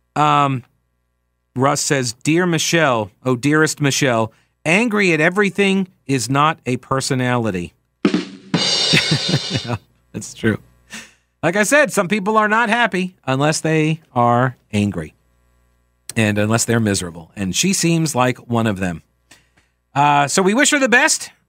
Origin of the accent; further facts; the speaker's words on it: New York, United States; moved away; I'm from New York